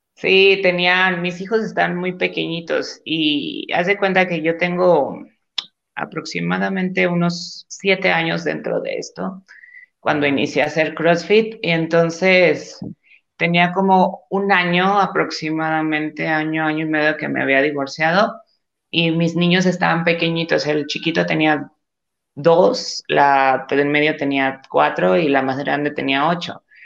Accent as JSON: {"language": "Spanish", "town": "Gómez Palacio", "region": "Durango", "country": "Mexico", "also_born_or_lived": "Torreón, Coahuila", "moved": "as an adult", "lives_now": "Mexico City, Mexico", "said": "yo soy de Gómez Palacio, Durango"}